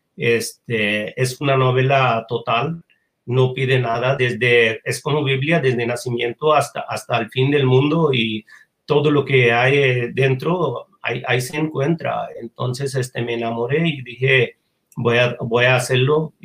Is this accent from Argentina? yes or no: no; Bangladesh; Spanish is a second language; moved away as an adult; also born or lived in Japan; yo 1985 salgo de Bangladesh a Japón para estudiar.